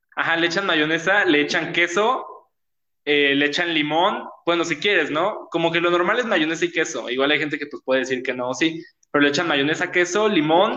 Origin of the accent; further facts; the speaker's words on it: Mexico City, Mexico; yo soy de México y aparte soy pues como de Ciudad de México